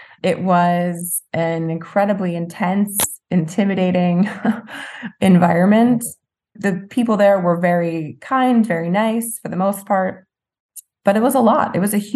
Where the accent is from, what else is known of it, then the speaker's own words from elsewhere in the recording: New Jersey, United States; moved away as an adult; I grew up in South Jersey. I went to school 20 minutes from home